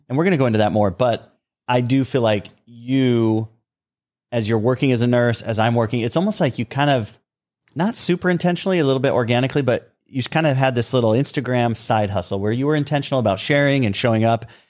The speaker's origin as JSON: {"language": "English", "region": "southern Utah", "country": "United States", "tie": "born or raised there", "said": "We grew up on uh, both ends of the state, the southern end of Utah"}